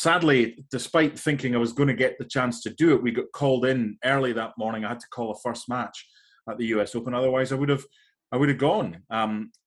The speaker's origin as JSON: {"language": "English", "town": "Edinburgh", "region": "Scotland", "country": "United Kingdom", "tie": "born or raised there", "moved": "as an adult", "lives_now": "United States", "said": "that's where I grew up in Scotland."}